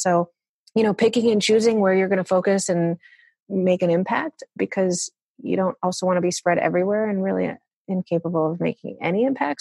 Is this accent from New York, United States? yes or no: no; Chicago, Illinois, United States; I was brought up in Chicago